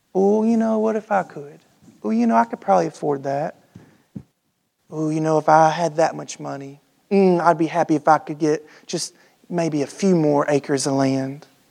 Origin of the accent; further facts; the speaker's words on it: United States; us as American Christians